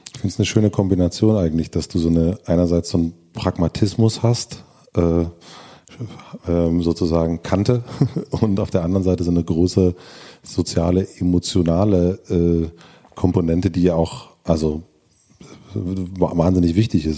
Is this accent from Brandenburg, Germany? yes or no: yes; Brandenburg, Germany; meine Jugend in Brandenburg